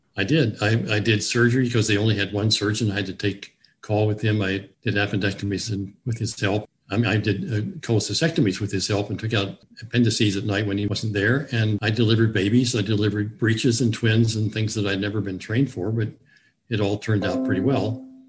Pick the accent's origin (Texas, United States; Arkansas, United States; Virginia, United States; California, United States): Virginia, United States; Newport News; also born or lived in Richmond, Virginia / eastern Kentucky; now in Harrisonburg, United States; I grew up in Newport News, Virginia